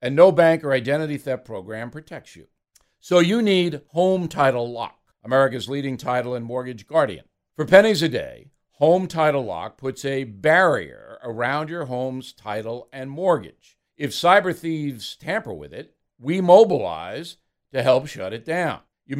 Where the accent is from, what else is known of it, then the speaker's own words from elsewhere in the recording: United States; As an American